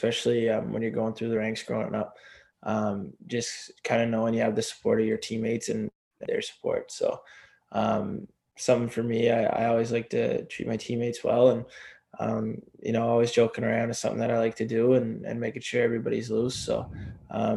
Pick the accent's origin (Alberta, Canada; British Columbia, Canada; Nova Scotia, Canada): Nova Scotia, Canada; near Cape Breton; I grew up not far from where they played there.